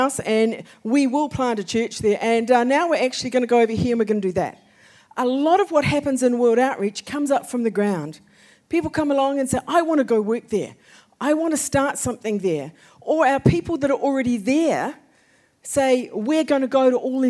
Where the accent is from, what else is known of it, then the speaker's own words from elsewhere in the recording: New Zealand; moved away; We have three children. We are from New Zealand